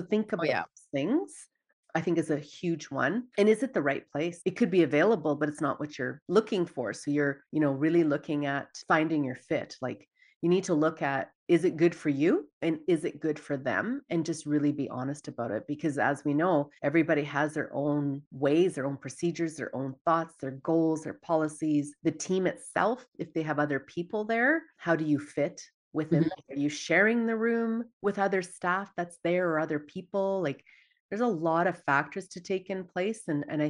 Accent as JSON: {"language": "English", "town": "Dawson Creek", "region": "British Columbia", "country": "Canada", "said": "I'm originally from Dawson Creek, BC, small town."}